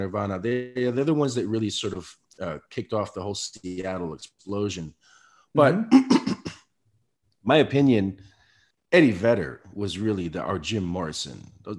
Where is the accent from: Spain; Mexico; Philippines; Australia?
Spain; I came from Spain, you know, my mother's black, my father's Puerto Rican. I grew up listening, you know, Motown and hip hop.